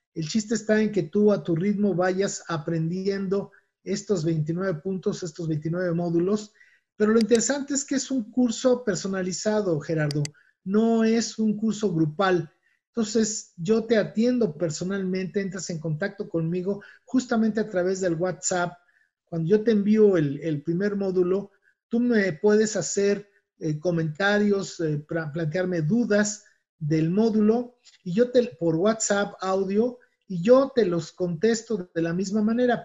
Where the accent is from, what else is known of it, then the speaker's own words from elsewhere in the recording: Mexico; mi país